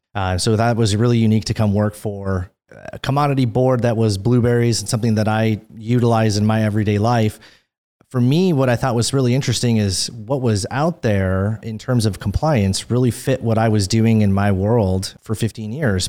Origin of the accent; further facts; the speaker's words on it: Minnesota, United States; moved away as an adult; also born or lived in California / Beaverton, Oregon; Born and raised in Minnesota, so I'm a Midwestern boy. Grew up north of the Twin Cities